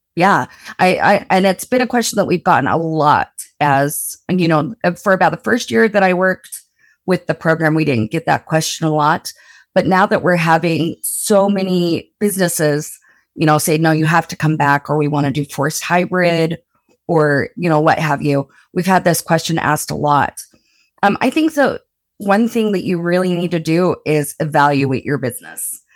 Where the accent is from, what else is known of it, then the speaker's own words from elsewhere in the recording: Blanding, Utah, United States; moved away; I'm from rural Utah, like, super rural Utah. I'm from Blanding originally.